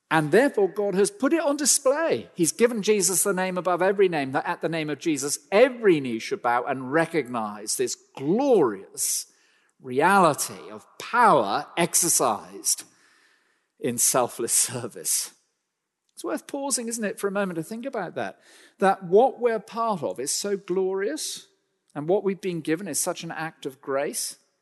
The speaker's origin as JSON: {"language": "English", "country": "United Kingdom", "said": "I'm a British citizen"}